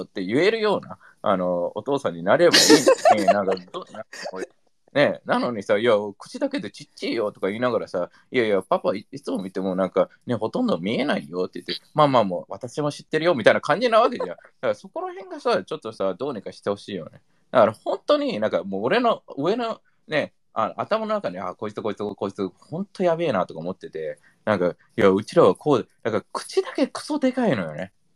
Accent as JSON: {"language": "Japanese", "country": "United States", "tie": "born or raised there", "moved": "yes", "lives_now": "Japan", "said": "アメリカ育ち"}